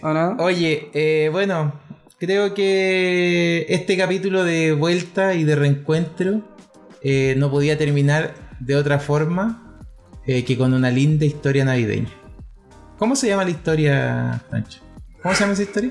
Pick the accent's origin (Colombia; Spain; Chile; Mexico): Chile; nosotros como chilenos